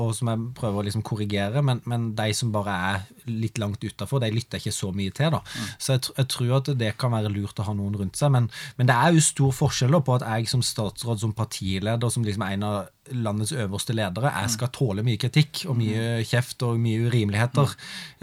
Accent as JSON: {"language": "Norwegian", "town": "Hornnes", "region": "Agder", "country": "Norway", "tie": "born or raised there", "also_born_or_lived": "Grimstad", "said": "jeg gikk hjemme på Hornes videregående Hornes gymnas"}